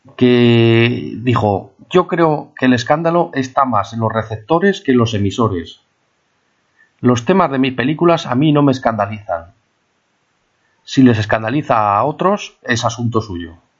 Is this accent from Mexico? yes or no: no; Spain; also born or lived in Palamós; los españoles nos creímos importantes